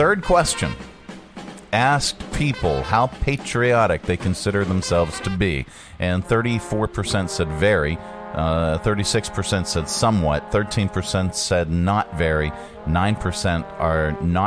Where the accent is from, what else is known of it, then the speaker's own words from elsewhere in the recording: United States; I'm American.